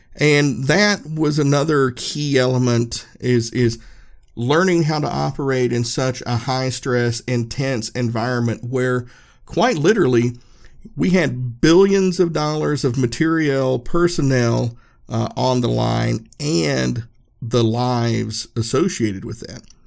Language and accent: English; Erwin, Tennessee, United States; I grew up in a small town, Irwin, Uh, in Unicoi County, we're right up in the tip of Northeast Tennessee.